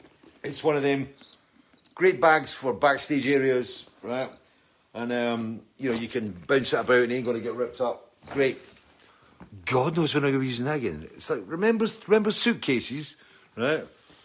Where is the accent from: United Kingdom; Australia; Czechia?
United Kingdom; Retford, East Midlands; also born or lived in London / Gerrards Cross, Buckinghamshire; now in Scotland, United Kingdom; Retford, my hometown, gets a mention again.